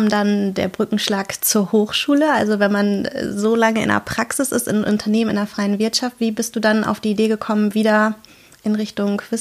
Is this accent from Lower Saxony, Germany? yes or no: yes; East Frisia, Lower Saxony, Germany; also born or lived in Dresden; Ich komme aus Ostfriesland.